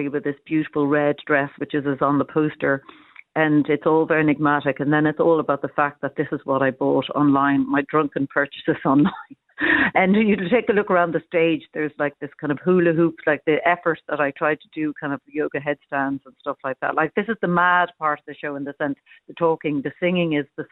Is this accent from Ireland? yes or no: yes; Cork, Munster, Ireland; now in Dublin, Ireland; I'm from Cork originally, living in Dublin now